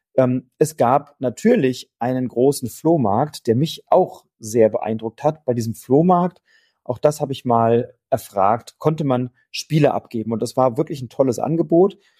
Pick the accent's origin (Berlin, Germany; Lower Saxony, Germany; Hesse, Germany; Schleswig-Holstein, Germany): Hesse, Germany; Wiesbaden; von Wiesbaden, von meiner Heimatstadt